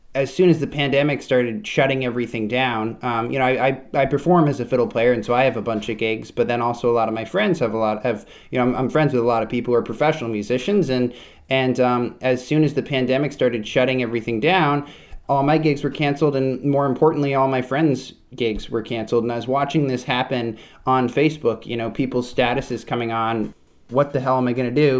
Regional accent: Vermont, United States; I grew up in Vermont. I spent, spent my whole childhood in Vermont.

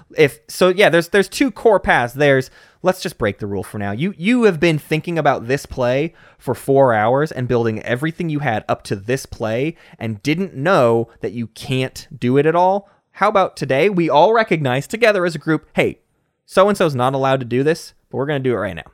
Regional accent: United States; me as an American

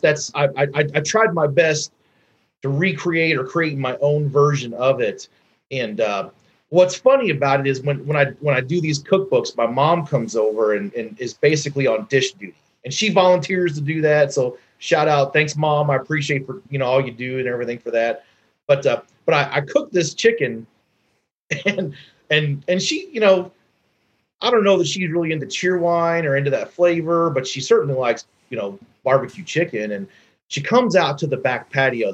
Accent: Midwest, United States; now in Atlanta, United States; I'm from the Midwest. Big Red was the red drink of choice up there. And when I moved to the South, here in Atlanta

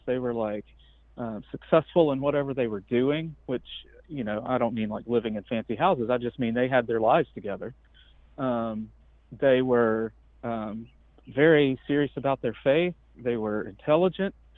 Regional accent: Georgia, United States; I grew up in Georgia

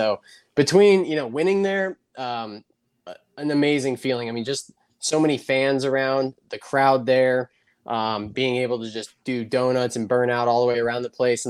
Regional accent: Lancaster, California, United States; growing up in California, we didn't really have many street races. We had Buffalo Bills, which was kind of a cool temporary deal. And then later came my hometown race, the Lancaster Grand Prix.

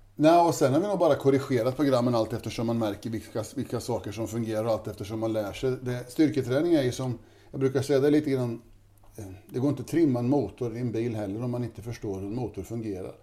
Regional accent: Tidersrum, Östergötland, Sweden; born or raised there

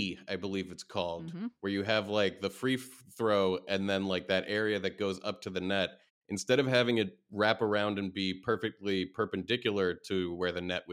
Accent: United States; as an American

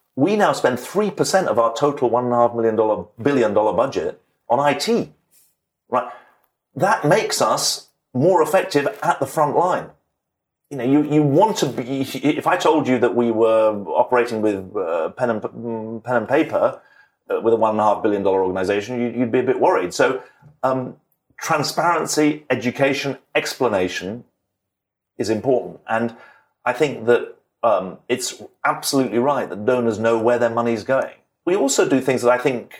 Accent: United Kingdom; moved away; I'm a British citizen, so I'm very proud of being British

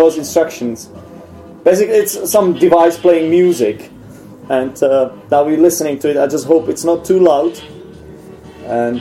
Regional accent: Czechia; English is a second language; you are my countryman, so it doesn't make much sense talking to each other in English here.

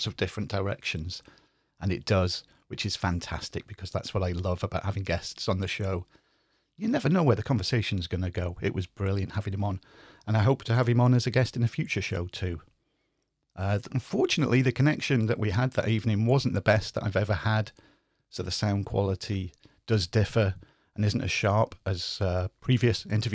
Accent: Cheshire, North West England, United Kingdom; now in Wales, United Kingdom; I was born in Cheshire, but I live in Wales

